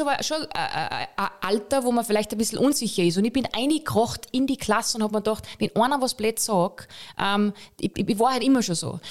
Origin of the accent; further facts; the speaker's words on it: Pongau, Salzburg, Austria; now in Vienna, Austria; ich bin Bongauerin